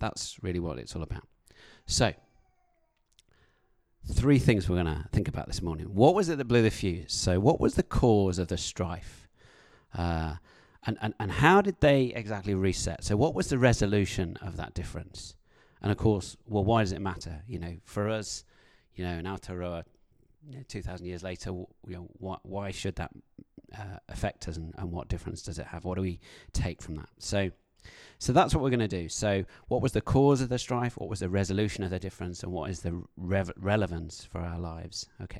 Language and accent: English; United Kingdom; As a British person, I find public confrontation very, very difficult to deal with.